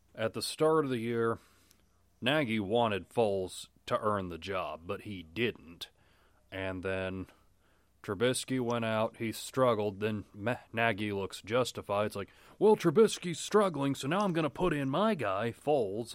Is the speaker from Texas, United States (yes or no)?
yes; near Dallas, Texas, United States; Growing up near Dallas all my life